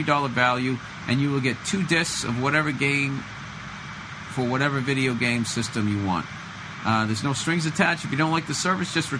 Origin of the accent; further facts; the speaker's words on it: United States; I'm from the States